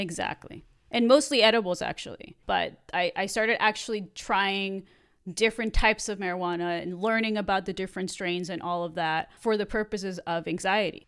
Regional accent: Mexico; moved away as an adult; I grew up in Mexico when I was there till I was eighteen.

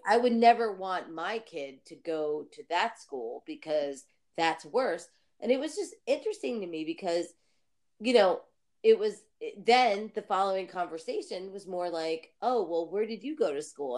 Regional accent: New Jersey, United States; I'm from New Jersey

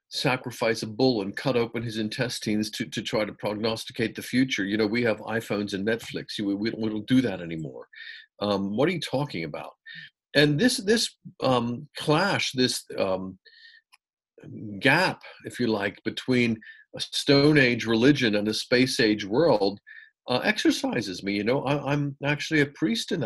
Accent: United States; moved away as an adult; also born or lived in England; I was brought up in the United States in a very evangelical Protestant home.

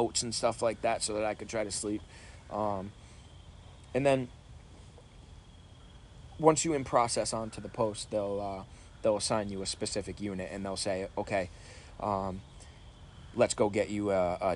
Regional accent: Rhode Island, United States; I grew up in Rhode Island

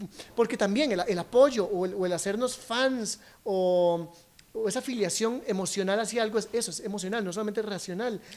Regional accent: Costa Rica; me siento orgullosamente costarricense

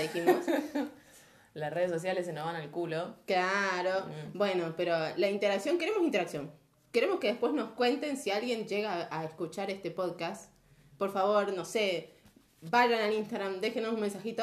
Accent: Argentina; Somos argentinos

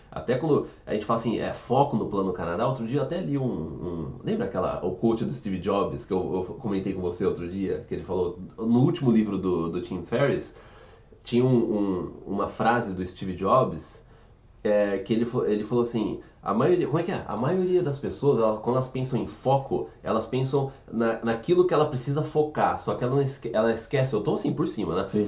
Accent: São João da Boa Vista, São Paulo, Brazil; San John, eu sou de São João.

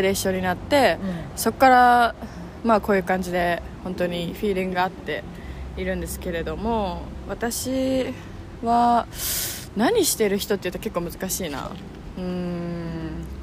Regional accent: Kobe, Hyogo, Japan; born there; 生まれたの神戸そうだよねうん、まあ、神戸、ね、兵庫兵庫県です

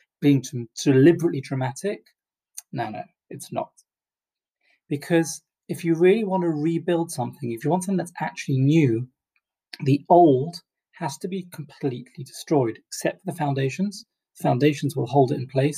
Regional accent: England, United Kingdom; as an Englishman

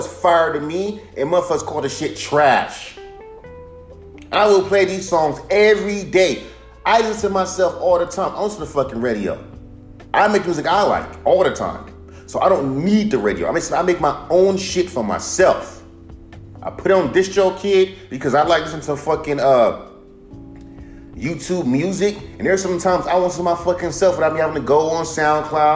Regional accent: West Coast, United States; now in Inglewood, United States; I'm from the West Coast. I live in Inglewood.

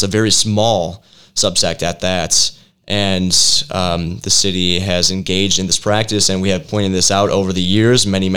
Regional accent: Valparaiso, Indiana, United States; Valparaiso, my hometown, where I've lived for 29 years

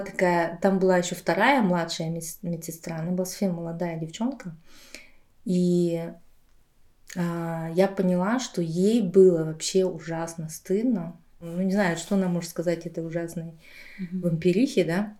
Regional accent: Aktobe, Aktobe Region, Kazakhstan; moved away; also born or lived in Buryatia; я просто училась в Казахстане

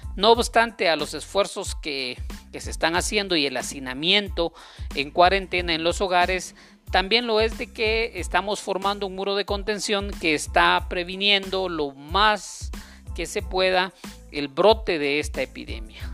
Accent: Guatemala; sigamos adelante como guatemaltecos

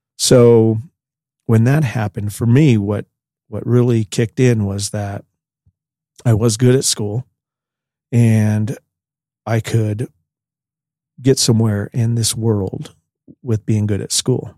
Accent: Pierce, Colorado, United States; I was born in Pierce, Colorado, which is about twenty miles north of here

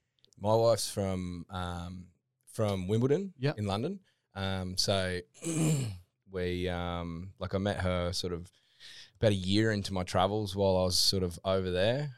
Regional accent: Toowoomba, Queensland, Australia; moved away as an adult; now in Gold Coast, Australia; originally, I'm from um, Toowoomba

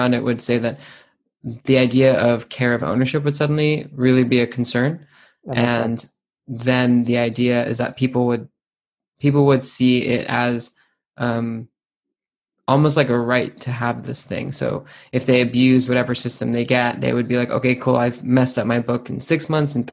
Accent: United States; now in United Kingdom; as an American, even though I live in the UK

